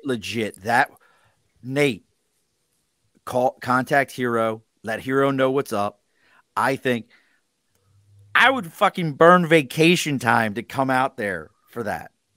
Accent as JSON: {"language": "English", "town": "Baltimore", "region": "Maryland", "country": "United States", "tie": "born or raised there", "said": "Growing up in Baltimore, Steel City"}